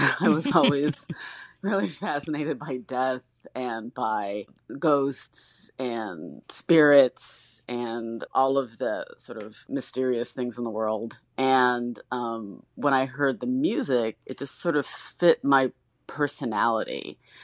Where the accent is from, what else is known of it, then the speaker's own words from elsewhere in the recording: Detroit, Michigan, United States; I grew up in Detroit